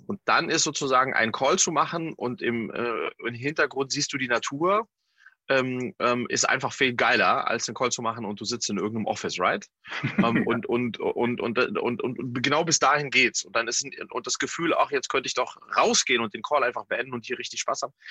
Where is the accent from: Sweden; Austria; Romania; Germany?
Sweden; in äh, Skandinavien in meiner Heimat